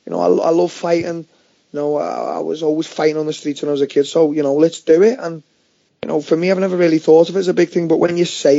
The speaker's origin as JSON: {"language": "English", "town": "Liverpool", "region": "North West England", "country": "United Kingdom", "tie": "born or raised there", "said": "there was a gym round where I grew up in Walton, County Road"}